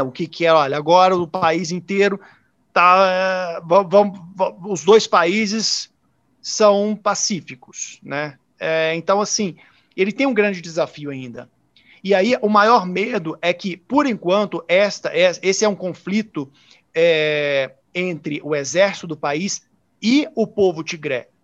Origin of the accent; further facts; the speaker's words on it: interior of Minas Gerais, Brazil; moved away as an adult; now in South Africa; eu sou do interior de Minas